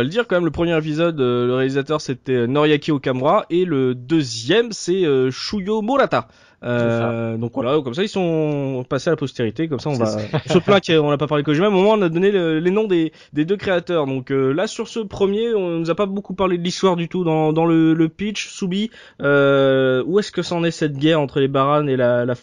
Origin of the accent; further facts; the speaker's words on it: France; chez nous en France.